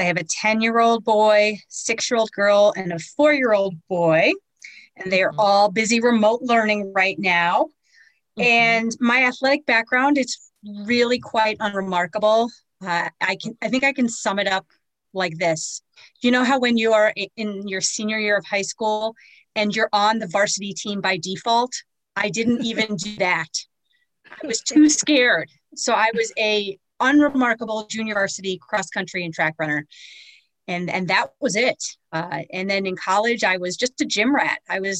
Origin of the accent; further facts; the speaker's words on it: New York City, New York, United States; now in Naperville, United States; Well, I've been here for, 35 years. Prior to that, I grew up in New York City.